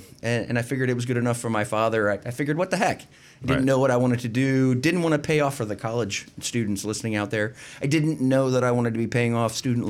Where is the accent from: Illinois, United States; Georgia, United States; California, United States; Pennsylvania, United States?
Pennsylvania, United States; I grew up in the Alabama portion of the part of Pennsylvania between Philadelphia and Pittsburgh.